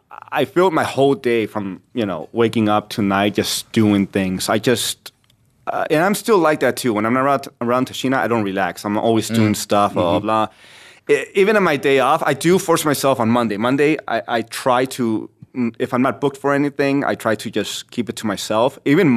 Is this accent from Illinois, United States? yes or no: no; California, United States; So I trained and I grew up in California, but I didn't do anything professional.